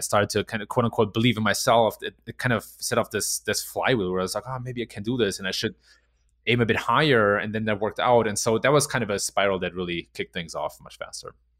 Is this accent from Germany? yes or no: yes; Germany; moved away as an adult; also born or lived in Silicon Valley, United States; I was born and raised in Germany. Uh, and then in my mid-twenties, I came to the U S, and I spent six years in Silicon Valley